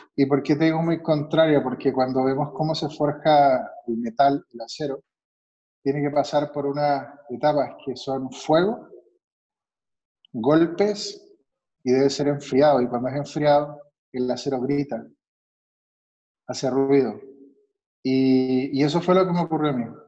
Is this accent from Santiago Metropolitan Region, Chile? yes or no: yes; Santiago, Santiago Metropolitan Region, Chile; also born or lived in Mexico City / Guadalajara; now in Mexico; Yo soy chileno, de Santiago